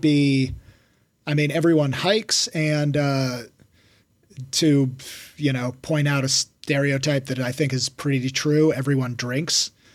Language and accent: English; Washington, United States; moved away as an adult; also born or lived in Denver; I started hiking all around my home state of Washington. Then I moved to Denver.